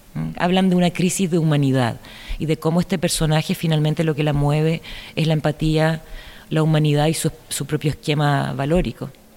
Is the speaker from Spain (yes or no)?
no; Chile; como ciudadana chilena